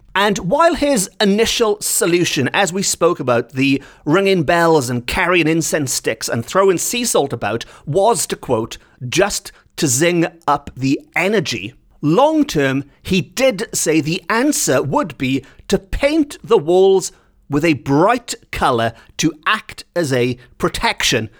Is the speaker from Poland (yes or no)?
no; Wales, United Kingdom